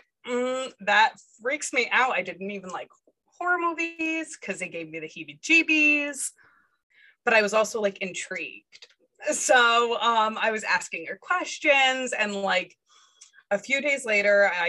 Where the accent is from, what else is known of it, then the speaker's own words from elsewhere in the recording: Rhode Island, United States; I was born and raised in Rhode Island